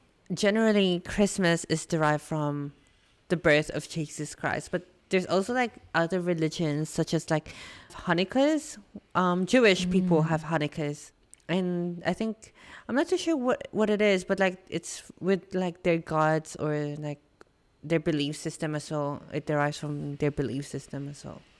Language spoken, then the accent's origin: English; Philippines; now in Australia; when I was growing up in the Philippines, like my family there wasn't as big on exchange gifts